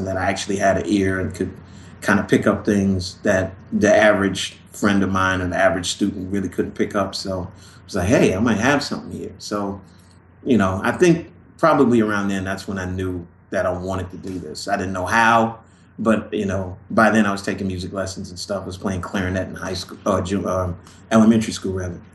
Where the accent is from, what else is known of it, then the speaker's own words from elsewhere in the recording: Los Angeles, California, United States; moved away; also born or lived in Chicago, Illinois, United States; I grew up in Los Angeles and like in the early 70s